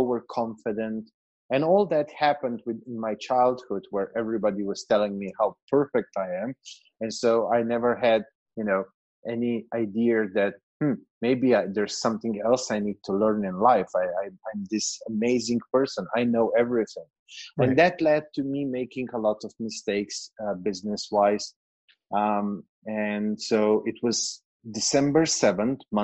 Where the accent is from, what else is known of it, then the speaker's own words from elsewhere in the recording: Slovenia; moved away as an adult; now in Serbia; I'm from Slovenia, which is a very, very small country in Eastern Europe, just 2 million people.